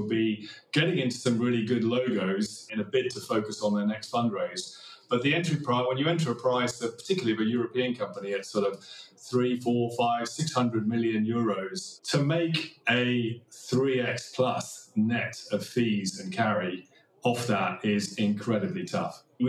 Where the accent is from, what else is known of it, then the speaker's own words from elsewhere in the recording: Kenya; born there; also born or lived in Nigeria / Thailand / Australia / Sweden; I was born in Kenya. I lived in Nigeria, Thailand, Australia, Sweden.